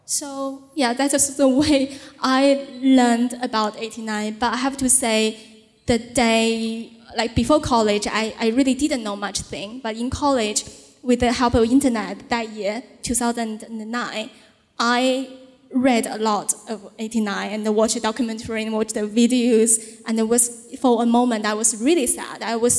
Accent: Beijing, China; English is a second language; grandparents lived on the Chang'an Revenue that was so close to the tanks. And they say, yeah, and like growing up in Beijing, our parents, grandparents have been warning me a lot

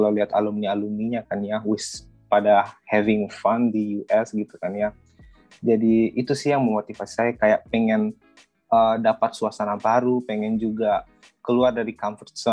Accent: Manokwari, West Papua, Indonesia; saya asli orang Toraja, tapi saya besarnya di Papua tepatnya di Kota Manokwari, Provinsi Papua Barat.

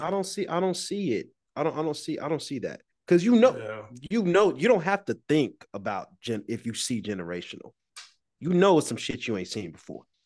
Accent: Georgia, United States; I'm from Georgia

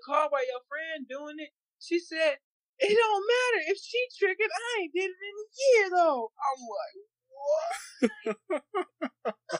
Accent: Rosenberg, Texas, United States; now in Houston, United States; I grew up in Rosenberg

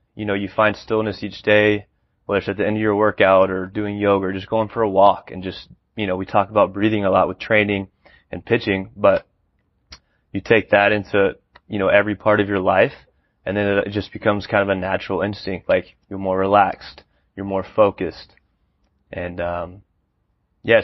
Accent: Georgetown, Texas, United States; also born or lived in Austin, Texas; I was born in Austin, went to high school in Georgetown, Texas, just north of Austin

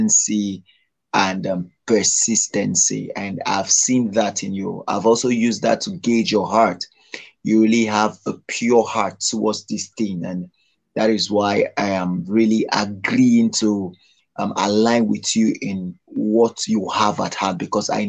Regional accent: Nigeria; I'm from Nigeria

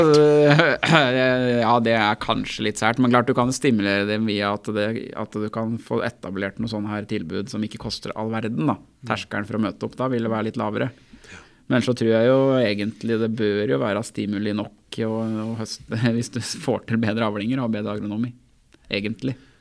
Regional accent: Akershus, Norway; jeg er jo fra Akershus sjøl og er medlem i Akershus

